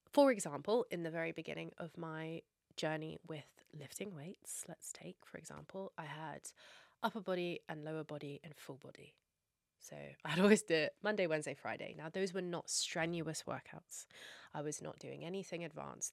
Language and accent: English; Scotland, United Kingdom; I'm also Scottish and we have something called Burns Night where we have haggis, neeps and tatties. That's a big thing for me that tastes like home for me